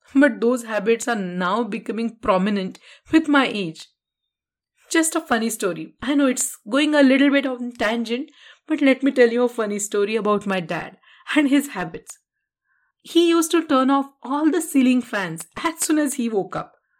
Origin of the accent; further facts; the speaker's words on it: Karad, Maharashtra, India; moved away as an adult; in my hometown Karar